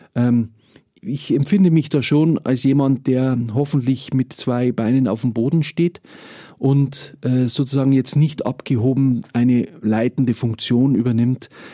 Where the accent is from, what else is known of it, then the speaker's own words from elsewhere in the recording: Mühldorf district, Bavaria, Germany; Ich selber komme aus dem Landkreis Mühldorf, äh, lebe dort mit meiner Familie. Ich bin also auch ein Kind vom Land